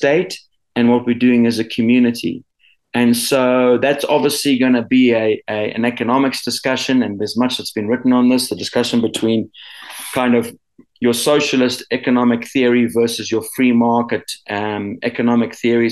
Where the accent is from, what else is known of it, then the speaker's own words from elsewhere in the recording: South Africa; also born or lived in Zimbabwe / United States; I grew up for a large portion of my life here in South Africa